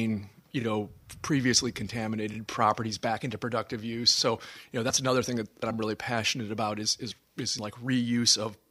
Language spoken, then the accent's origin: English; Lansing, Michigan, United States; also born or lived in Jackson, Michigan; I grew up in Lansing